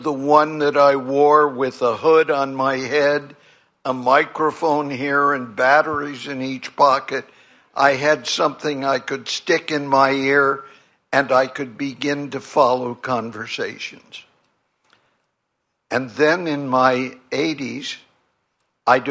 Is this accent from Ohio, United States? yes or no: no; California, United States; I grew up in California with 6 million people, essentially white, Protestant, middle class